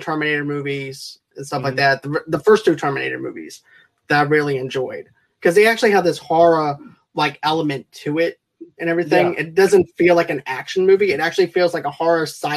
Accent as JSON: {"language": "English", "town": "Boston", "region": "Massachusetts", "country": "United States", "moved": "yes", "said": "I'm from Boston originally"}